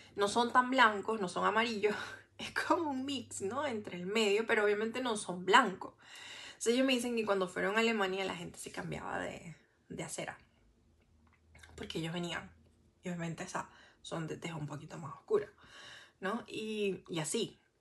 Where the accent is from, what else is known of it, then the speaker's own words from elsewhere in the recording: Venezuela; moved away as an adult; also born or lived in Santiago, Chile; me trataron mal al final por ser venezolana